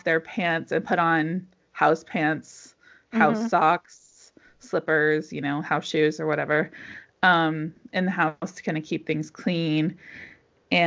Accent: United States; moved away; I'm American

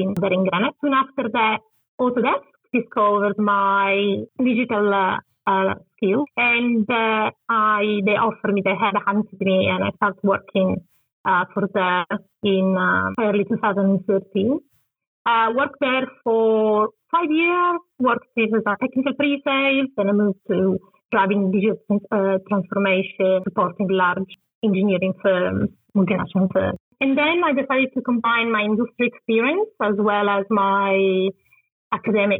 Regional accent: Turin, Piedmont, Italy; English is a second language; moved away as an adult; also born or lived in London, United Kingdom; Probably understand my accent. I'm originally from Italy.

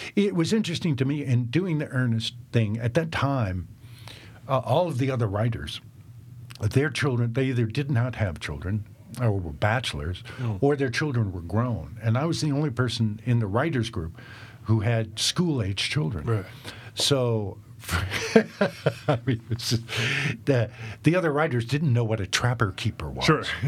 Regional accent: the South, United States; also born or lived in Tennessee; now in Nashville, United States; growing up in the South

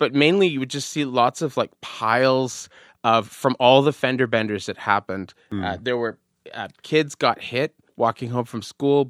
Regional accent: Montreal, Quebec, Canada; You go to the Verdun waterfront, where I grew up in Verdun.

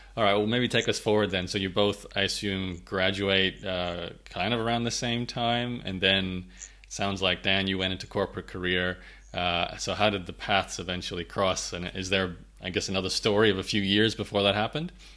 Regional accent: Australia; I grew up in Australia so my uh, my football is rugby league or Australian rules

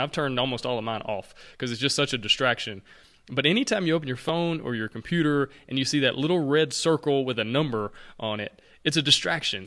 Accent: Alabama, United States; I'm from Alabama.

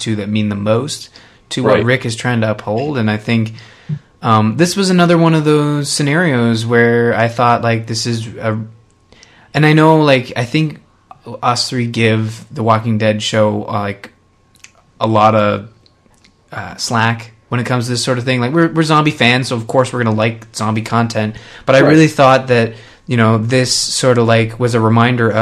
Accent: Canada; I'm Canadian

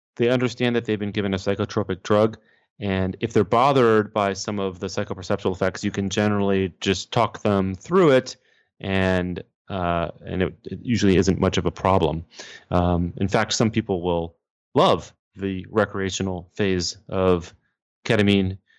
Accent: Texas, United States; moved away as an adult; now in New York City, United States; I am from Texas, but, um, I live and work in New York City

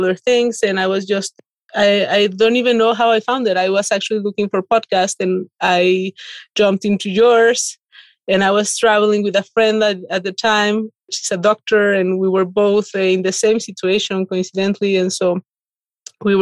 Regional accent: Mexico; moved away as an adult; now in Saint-Léger, France; I'm originally from Mexico

